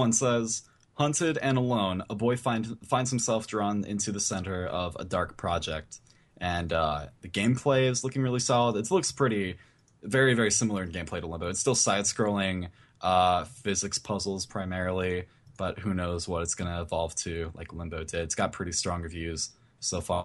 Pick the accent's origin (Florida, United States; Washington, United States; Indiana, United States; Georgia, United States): Indiana, United States; Born and raised in Indiana.